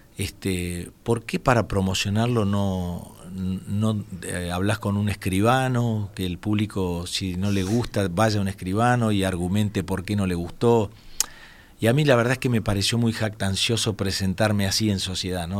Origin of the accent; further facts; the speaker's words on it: Entre Ríos, Argentina; moved away; atendiendo un stand de la provincia de Entre Ríos, donde yo nací